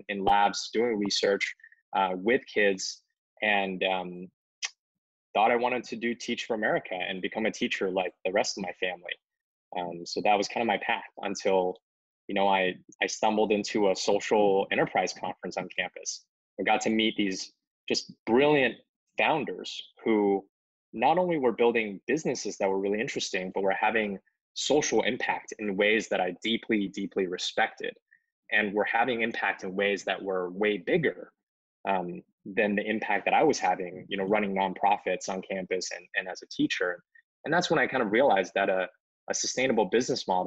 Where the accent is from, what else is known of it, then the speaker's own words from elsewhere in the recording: Cambridge, Massachusetts, United States; English is a second language; also born or lived in China; now in Seattle, United States; I grew up in Cambridge for elementary school and went to the Martin Luther King Jr. Elementary School in Cambridge